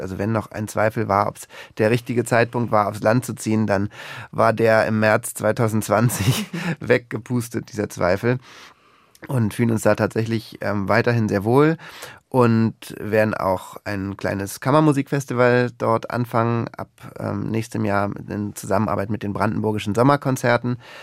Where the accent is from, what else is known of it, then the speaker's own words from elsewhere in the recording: Berlin, Germany; moved away as an adult; also born or lived in Lower Lusatia; now in Luckau, Germany; ich bin ja gebürtiger Berliner